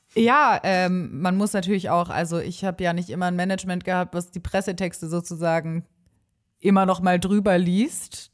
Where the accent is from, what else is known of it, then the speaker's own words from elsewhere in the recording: Stuttgart, Baden-Württemberg, Germany; now in Osnabrück, Germany; ganz ursprünglich komme ich aus Stuttgart.